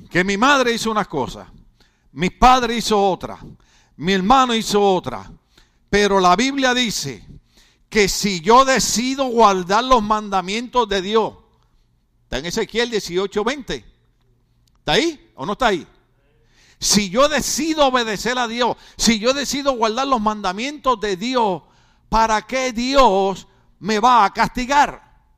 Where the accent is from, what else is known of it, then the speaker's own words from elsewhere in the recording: Puerto Rico; yo soy boricua